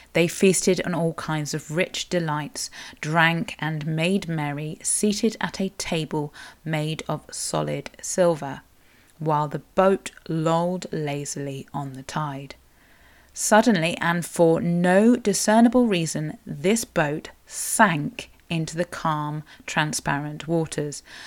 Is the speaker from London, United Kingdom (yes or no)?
no; Cornwall, South West England, United Kingdom; I am a Cornish writer, blogger and podcaster